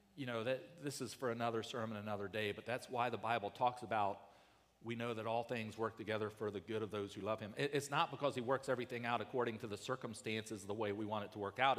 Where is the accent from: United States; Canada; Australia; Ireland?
United States